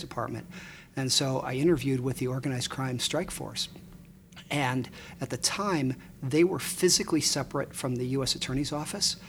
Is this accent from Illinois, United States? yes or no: yes; Chicago, Illinois, United States; moved away as an adult; also born or lived in Ann Arbor; I grew up in Chicago. Um, yep. I grew up on the north side, about a mile from Wrigley Field